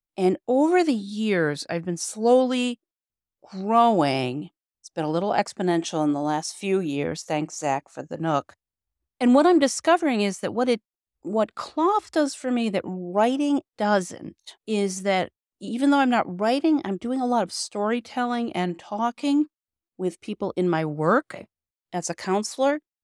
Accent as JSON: {"language": "English", "town": "Rochester", "region": "New York", "country": "United States", "said": "I'm from Rochester, New York"}